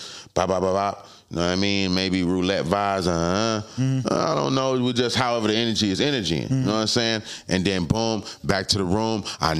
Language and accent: English; Palm Beach, Florida, United States; I'm from Palm Beach. Just a crib. I probably know these niggas.